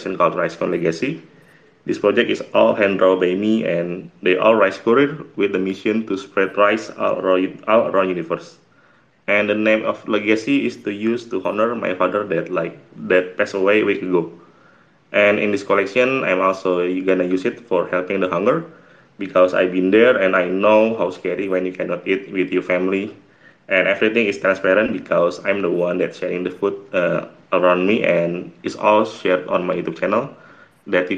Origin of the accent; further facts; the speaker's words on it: Indonesia; I'm from Indonesia